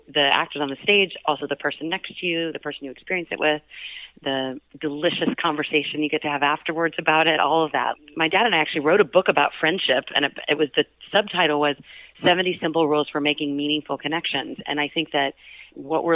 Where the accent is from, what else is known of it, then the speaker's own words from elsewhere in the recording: Dallas, Texas, United States; moved away; I grew up with in Dallas, and some of whom I've known since birth